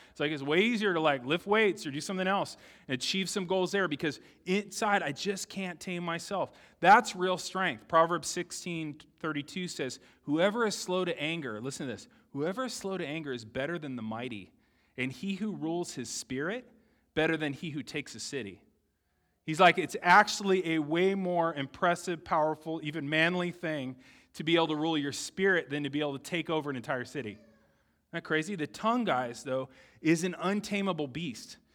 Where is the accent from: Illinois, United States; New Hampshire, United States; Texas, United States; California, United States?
California, United States; San Diego; I grew up in San Diego